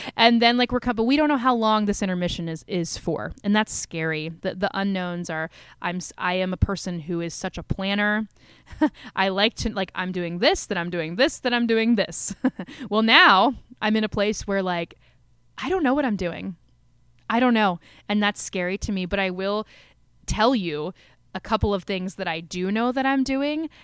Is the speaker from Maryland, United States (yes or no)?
yes; Maryland, United States; also born or lived in Washington, D.C.; I grew up in Maryland.